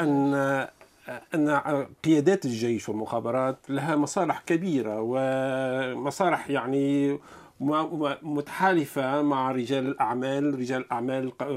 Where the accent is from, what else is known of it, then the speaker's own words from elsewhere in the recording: Tunisia; انا تونسي من تونس